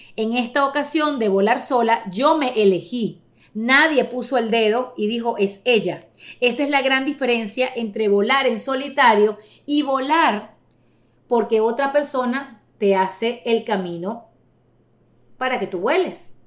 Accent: Caracas, Capital District, Venezuela; moved away as an adult; now in United States; venezolana. 48 años, nací en Caracas en el año 73

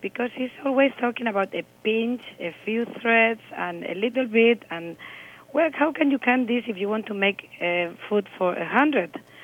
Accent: Spain; when you are Spanish

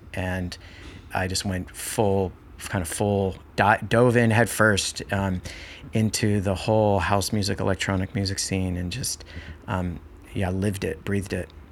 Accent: Marin County, California, United States; growing up here, growing up in Marin County

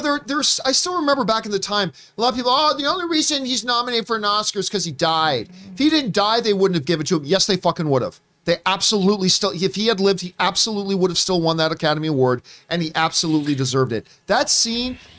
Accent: Hamilton, Ontario, Canada; my hometown is Hamilton, Ontario

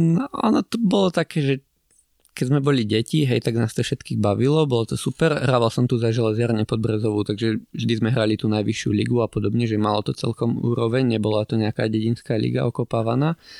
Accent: Brezno, Banská Bystrica Region, Slovakia; pochádzam z Brezna, takže akože od malička som bol vedený k športu

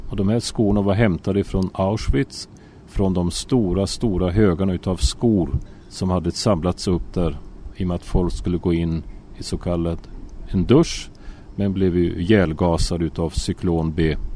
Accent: Sweden; now in Israel; Och eh, så jag får börja från början. Alltså jag är född och har vuxit upp i Sverige.

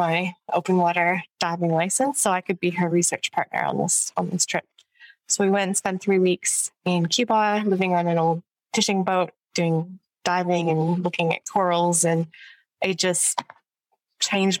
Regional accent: just outside of Ottawa, Ontario, Canada; moved away; also born or lived in Melbourne; I'm from Canada, so I grew up in just outside of Ottawa, the capital of Canada

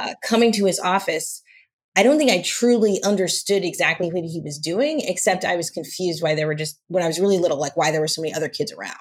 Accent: Los Angeles, California, United States; also born or lived in Santa Monica; I grew up in Los Angeles, uh, in an area called View Park

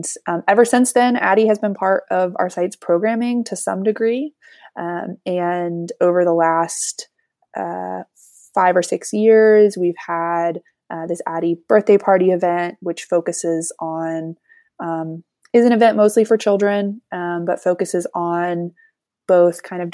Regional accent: Durham, North Carolina, United States; I grew up here in Durham, so this is my place.

